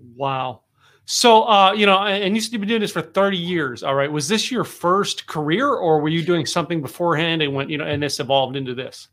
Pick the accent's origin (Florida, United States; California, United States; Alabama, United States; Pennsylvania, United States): Pennsylvania, United States; the Poconos; now in Texas, United States; I grew up in the Poconos.